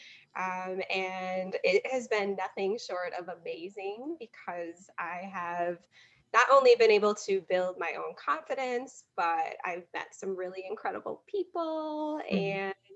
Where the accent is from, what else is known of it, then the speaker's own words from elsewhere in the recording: Wisconsin, United States; I'm a Midwesterner, as you noted before, from Wisconsin, born and raised.